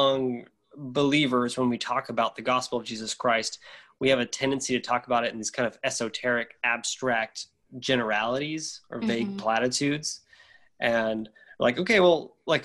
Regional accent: Louisiana, United States; moved away as an adult; also born or lived in Moscow, Russia; we specifically moved to Louisiana, which is where I grew up in Louisiana

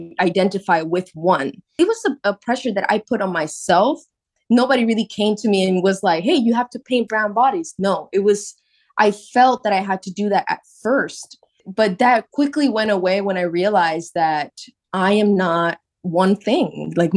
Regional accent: Puerto Rico; moved away as an adult; now in New York City, United States; Growing up in Puerto Rico

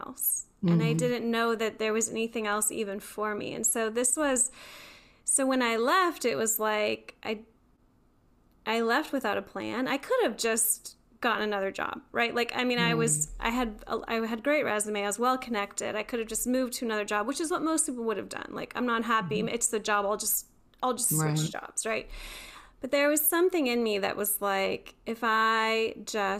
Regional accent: Beaver Falls, Pennsylvania, United States; now in North Carolina, United States; I grew up in Beaver Falls, which is know it's like a really small town?

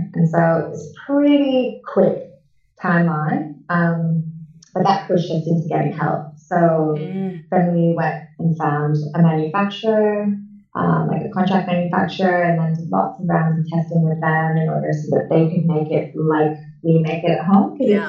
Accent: Canada; And I've lived all over the world. And so I had people I'm Canadian. I had people from Canada.

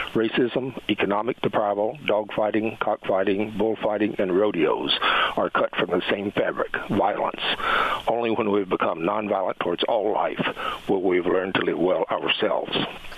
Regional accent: the South, United States; I'm from the South, and I'm gay.

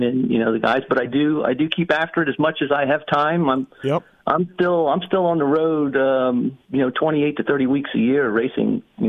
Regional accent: New Jersey, United States; now in North Carolina, United States; Yeah, Jersey boy. And, you know, that was, I think, not in Jersey anymore. I actually live in North Carolina.

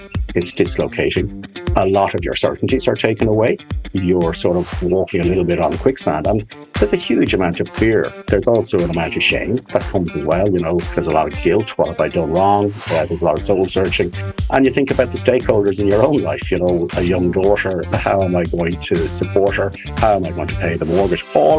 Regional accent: Dublin, Leinster, Ireland; I grew up in Dublin, although a very strong heritage and link which both my parents had with Cork, particularly West Cork

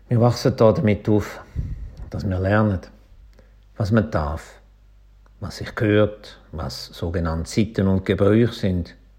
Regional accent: Schaffhausen, Switzerland; accent: Schaffhauser Dialekt; die Schönheiten von meinem Schaffhauser Dialekt

